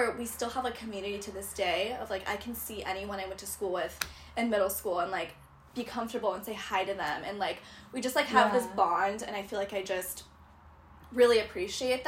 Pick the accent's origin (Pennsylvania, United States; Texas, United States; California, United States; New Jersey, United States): California, United States; Huntington Beach; I grew up in Orange County in Huntington Beach